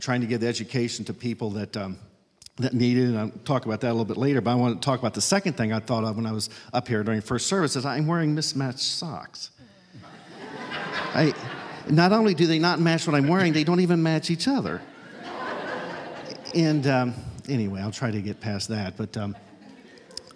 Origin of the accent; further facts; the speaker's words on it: Fordville, Indiana, United States; I'm from Fordville, Indiana